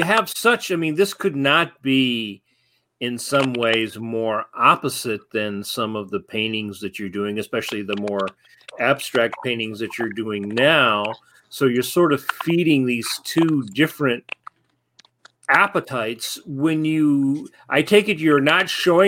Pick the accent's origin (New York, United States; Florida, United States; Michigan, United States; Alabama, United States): Michigan, United States; Ann Arbor; also born or lived in Detroit, Michigan; before we moved to Ann Arbor from Detroit